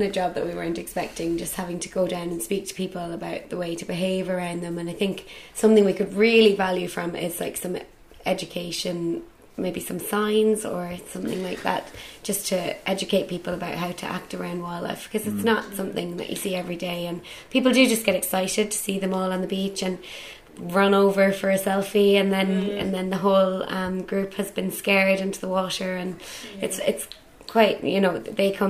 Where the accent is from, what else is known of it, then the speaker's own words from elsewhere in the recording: Bandon, County Cork, Ireland; now in London, United Kingdom; Yeah, I'm from Bandon.